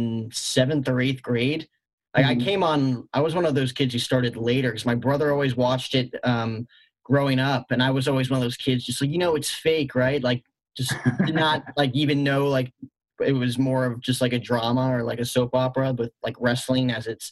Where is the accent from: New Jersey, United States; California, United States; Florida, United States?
New Jersey, United States; I grew up in Jersey, a Mets fan